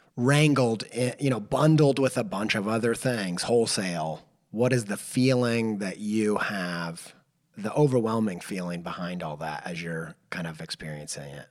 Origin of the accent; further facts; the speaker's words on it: Indiana, United States; I grew up in Indiana in the Bible Belt